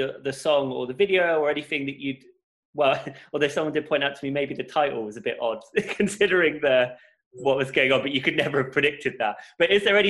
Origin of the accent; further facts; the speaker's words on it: United Kingdom; I could go in my home country.